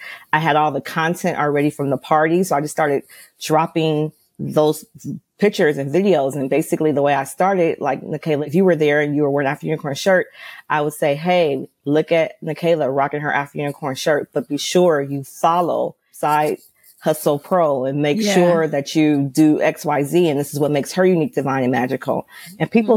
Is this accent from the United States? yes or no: yes; Los Angeles, California, United States; I'm from Los Angeles.